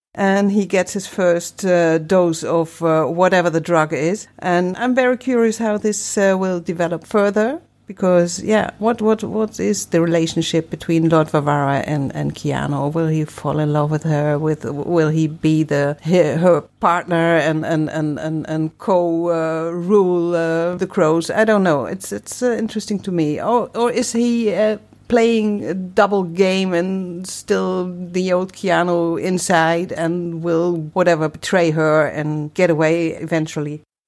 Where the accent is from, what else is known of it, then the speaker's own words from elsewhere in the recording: Germany; now in Netherlands; I'm not from the Netherlands. I'm from Germany, actually